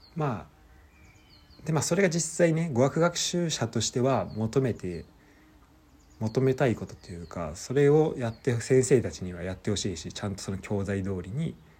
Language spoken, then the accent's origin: Japanese; Japan; moved away as an adult; also born or lived in France; 日本で普通に、えー、生まれ育って